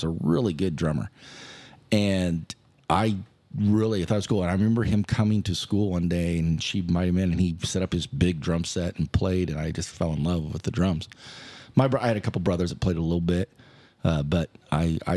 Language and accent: English; Barneston, Nebraska, United States; moved away as an adult; also born or lived in Wayne, Nebraska; now in Norfolk, United States; Grew up next to a town called Barnston, Nebraska